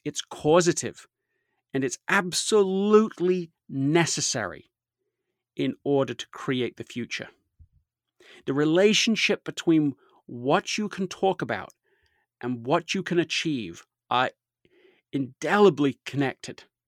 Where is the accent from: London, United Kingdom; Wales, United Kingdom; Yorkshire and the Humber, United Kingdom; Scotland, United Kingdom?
Yorkshire and the Humber, United Kingdom; Leeds; I grew up in Leeds, England